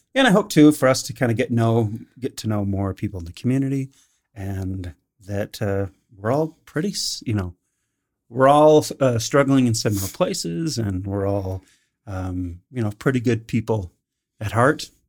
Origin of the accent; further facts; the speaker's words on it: Calgary, Alberta, Canada; I grew up in Northeast Calgary